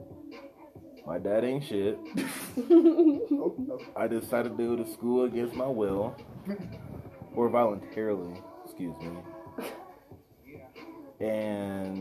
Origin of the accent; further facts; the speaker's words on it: Baltimore, Maryland, United States; now in Alamosa, United States; I'm from the East Coast